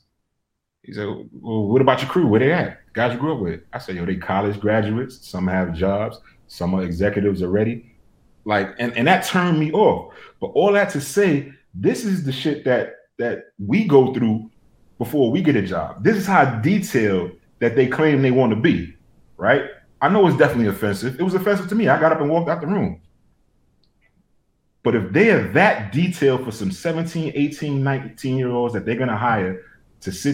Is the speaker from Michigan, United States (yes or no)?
no; New York, United States; I'm from New York